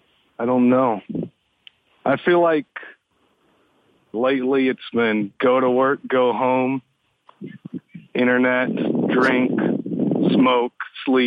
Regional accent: Jackson, Texas, United States; I was born in Jackson, Texas.

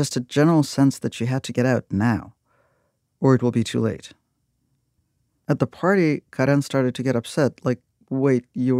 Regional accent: Russia; I grew up in Russia looking un-Russian, and I got teased, chased, and beaten up a lot.

